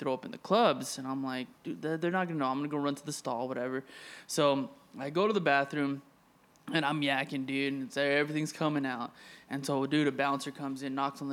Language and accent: English; Arizona, United States; moved away as an adult; now in Los Angeles, United States; I was raised in Arizona, you know, since I was 5.